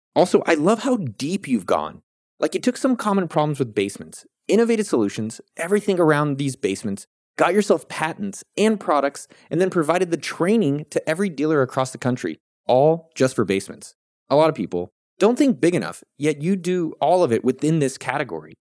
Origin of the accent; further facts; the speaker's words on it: California, United States; I grew up in California.